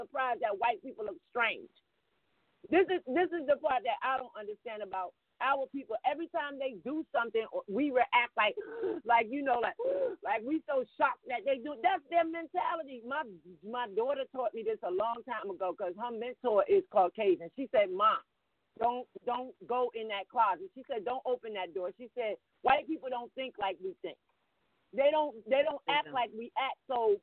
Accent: United States; I'm a black born in America

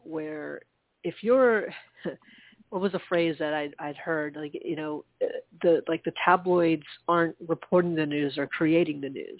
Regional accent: United States; as an American

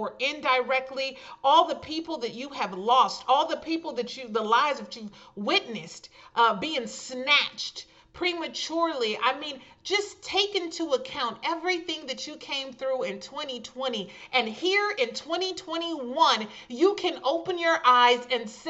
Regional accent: California, United States; hailing from my home state, California.

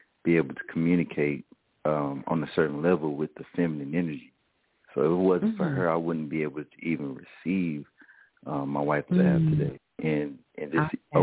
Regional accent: the South, United States; I'm from the South

